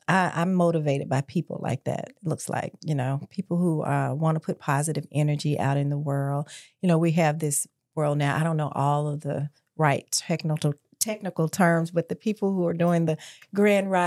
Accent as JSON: {"language": "English", "town": "Memphis", "region": "Tennessee", "country": "United States", "tie": "born or raised there", "said": "I was born and raised in Memphis."}